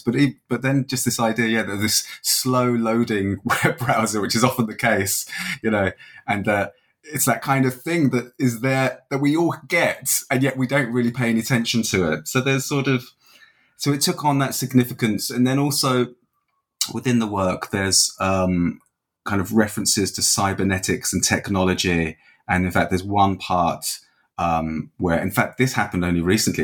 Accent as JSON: {"language": "English", "region": "England", "country": "United Kingdom", "moved": "yes", "lives_now": "Dublin, Ireland", "said": "I'm from England originally, um, but I've been here sort of more than half my life now"}